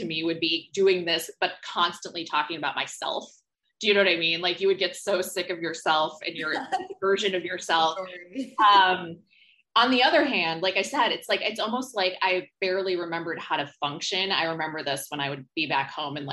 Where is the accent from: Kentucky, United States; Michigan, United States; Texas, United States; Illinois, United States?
Illinois, United States; Homer Glen; moved away as an adult; also born or lived in West Coast; now in New York City, United States; the suburbs of Chicago, Homer Glen, et cetera, where we're from